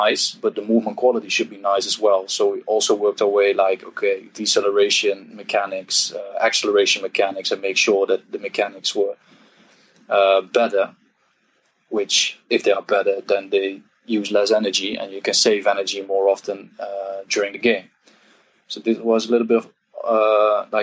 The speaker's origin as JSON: {"language": "English", "town": "Eindhoven", "region": "North Brabant", "country": "Netherlands", "said": "I'm Dutch, 29 years old. I'm from Eindhoven, from the south of the Netherlands."}